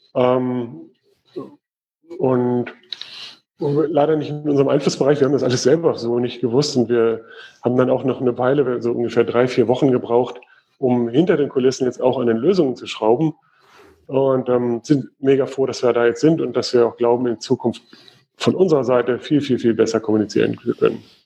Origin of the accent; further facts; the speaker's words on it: Germany; Bei uns in Deutschland